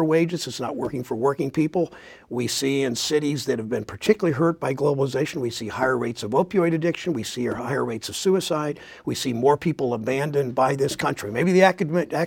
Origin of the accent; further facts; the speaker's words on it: Mansfield, Ohio, United States; Mansfield, my hometown